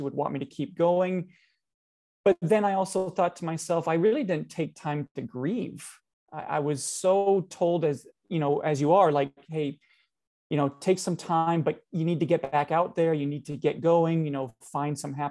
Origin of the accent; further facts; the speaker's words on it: Canada; we Canadians